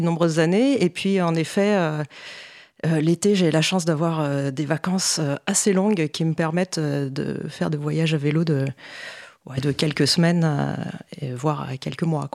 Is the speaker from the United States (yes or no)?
no; Paris, Île-de-France, France; also born or lived in Montpellier / Toronto, Canada; j'ai grandi à Paris